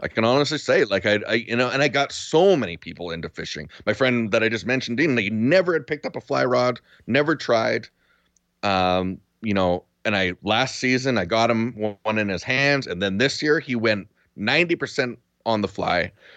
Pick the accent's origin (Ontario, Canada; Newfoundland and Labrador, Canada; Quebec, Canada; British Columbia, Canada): British Columbia, Canada; Duncan; moved away as an adult; now in Spruce Grove, Canada; I grew up in Duncan, so the Cowichan River was our, our river.